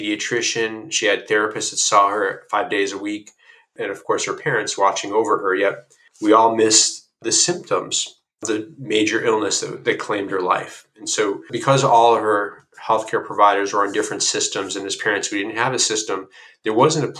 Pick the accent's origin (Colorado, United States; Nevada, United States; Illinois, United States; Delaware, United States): Illinois, United States; moved away as an adult; also born or lived in Chicago; now in California, United States; I'm new to California, I'm originally from Illinois